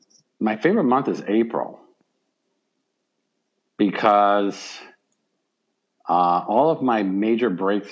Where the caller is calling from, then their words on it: Michigan, United States; I am down in Michigan, nor am I in the South.